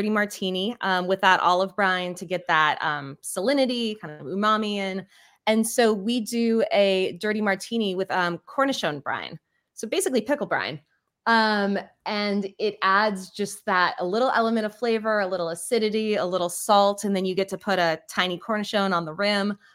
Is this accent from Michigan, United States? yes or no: no; California, United States; We are West Coast. We uh, met in New York City. I'm from California originally